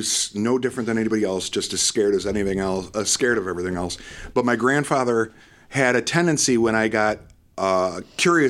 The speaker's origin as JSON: {"language": "English", "town": "Detroit", "region": "Michigan", "country": "United States", "tie": "born or raised there", "said": "I grew up in Metro Detroit"}